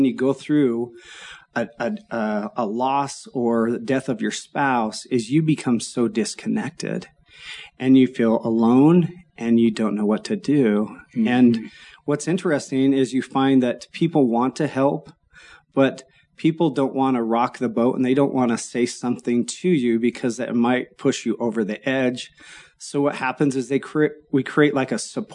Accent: Orem, Utah, United States; I grew up in Orem

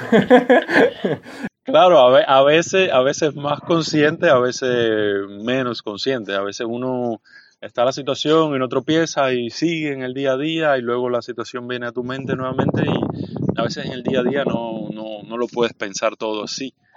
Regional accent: Bayamo, Granma, Cuba; moved away as an adult; also born or lived in Santiago de Cuba; now in Havana, Cuba; soy del este de Cuba, de Bayamo, la capital de la provincia de Granma. crecí, estudié en Santiago de Cuba

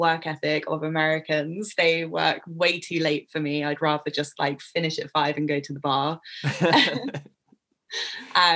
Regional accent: England, United Kingdom; I'm English

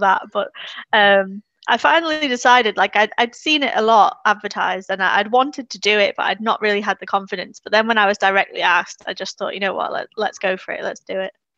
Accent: Isle of Man; moved away as an adult; now in Hazel Grove, United Kingdom; I'm originally from the Isle of Man

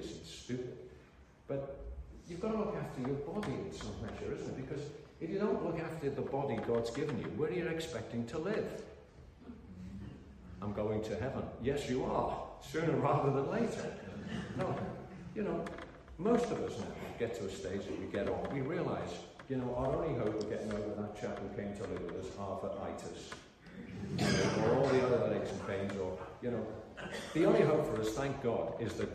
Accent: Liverpool, North West England, United Kingdom; I came up in very simple spirituality in the little mission hall I was converted in my hometown of Liverpool

